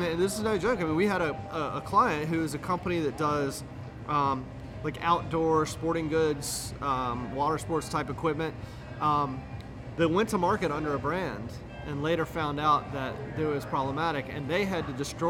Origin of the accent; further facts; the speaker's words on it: Roanoke, Virginia, United States; I'm from Roanoke, Virginia.